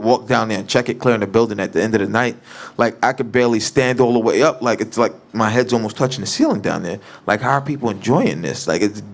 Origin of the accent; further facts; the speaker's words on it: New York, United States; I'm a New Yorker